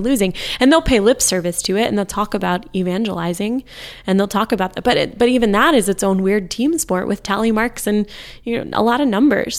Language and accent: English; United States